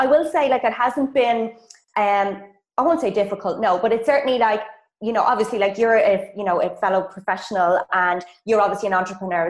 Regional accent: Ireland; accent: Irish; moved away as an adult; also born or lived in Munich, Germany / Australia; now in Poland; I'm Irish, so maybe some of you girls might recognize my accent.

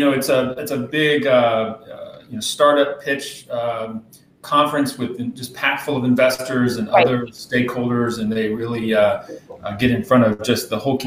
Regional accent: Savannah, Georgia, United States; now in Tampa, United States; I was born in Savannah and grew up in that area.

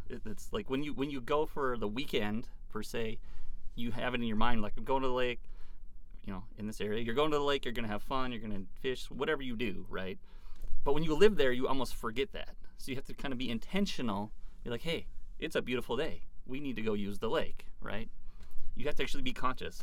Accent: Moorhead, Minnesota, United States; also born or lived in Fargo, North Dakota / Glendon, Minnesota; now in Big Current Lake, United States; I originally grew up in Moorhead, so I hadn't very strayed too far mm-hmm. from the area for the most part

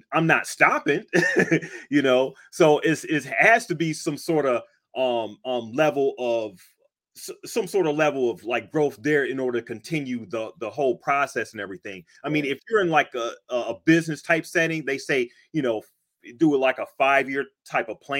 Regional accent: Cleveland, Ohio, United States; moved away as an adult; now in Pittsburgh, United States; I actually live in Pittsburgh. I'm from Cleveland and everything, but I've been here for like about 25 years now.

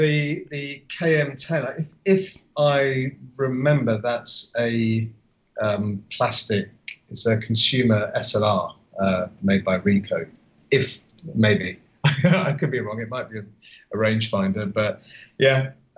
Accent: Austria; English is a second language; I'm from Austria, mate.

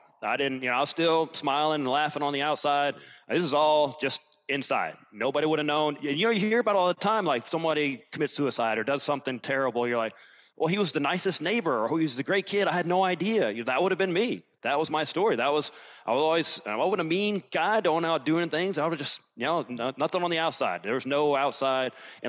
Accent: Alabama, United States; also born or lived in Germany / Virginia / Ireland; You know, I'm from Alabama. We moved around a little bit, lived in Germany for a couple of years.

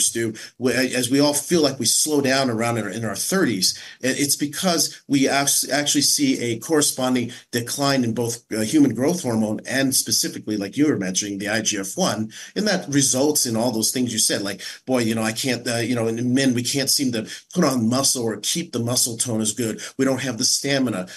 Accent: San Francisco, California, United States; As a as a Chinese American, I was raised in San Francisco

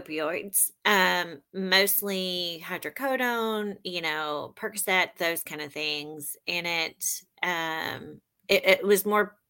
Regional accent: Memphis, Tennessee, United States; also born or lived in St. Louis / El Paso / Jonesboro / Fort Smith; I was born in St. Louis. We moved around a lot. My dad was in the military. We ended up in El Paso, Texas, and then Jonesboro, Arkansas. And then I grew up in Memphis.

